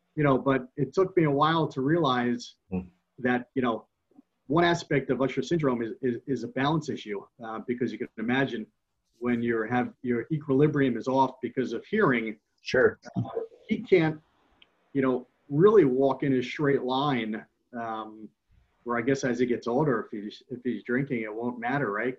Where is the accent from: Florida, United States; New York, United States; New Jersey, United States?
New Jersey, United States; West Caldwell; I grew up in West Caldwell.